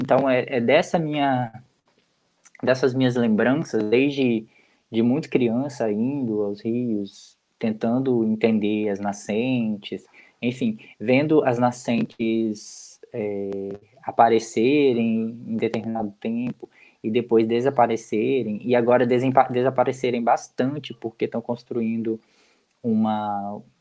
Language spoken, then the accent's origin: Portuguese; João Neiva, Espírito Santo, Brazil; nós do bairro onde eu moro, onde eu cresci e vivi praticamente toda a minha vida lá, é, que é o bairro Crubixá